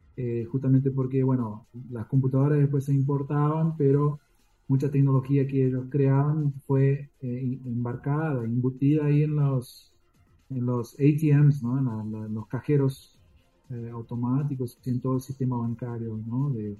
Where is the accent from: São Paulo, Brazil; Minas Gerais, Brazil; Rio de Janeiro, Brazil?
São Paulo, Brazil; also born or lived in Argentina; Mi familia, bueno, se radicaron en Brasil cuando yo tenía tres años de edad